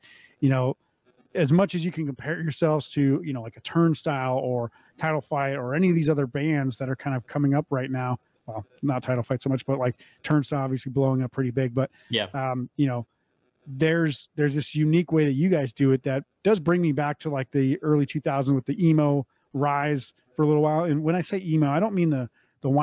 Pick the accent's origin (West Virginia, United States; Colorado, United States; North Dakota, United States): North Dakota, United States; moved away; I grew up in North Dakota